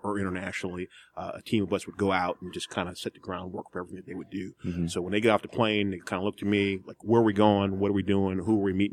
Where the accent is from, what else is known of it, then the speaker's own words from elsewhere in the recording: Aurora, Ohio, United States; I'm actually an Ohio native. I grew up in outside of Cleveland, about a half an hour southeast of Cleveland, a little small town called Aurora